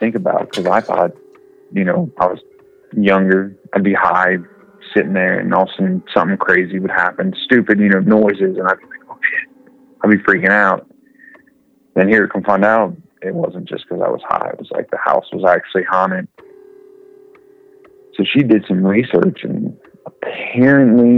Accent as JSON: {"language": "English", "town": "Cincinnati", "region": "Ohio", "country": "United States", "said": "I was from Cincinnati."}